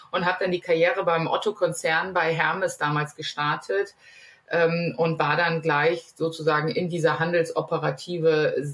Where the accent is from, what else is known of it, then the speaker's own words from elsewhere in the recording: Northern Germany, Germany; geografisch komme ich aus Norddeutschland, wie der Name ja verrät